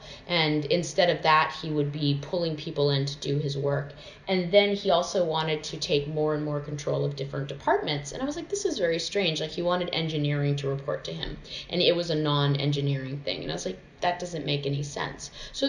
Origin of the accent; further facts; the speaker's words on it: Nevada, United States; also born or lived in Southern United States; I say this because I was raised like in the South and in Nevada and weirdly Christian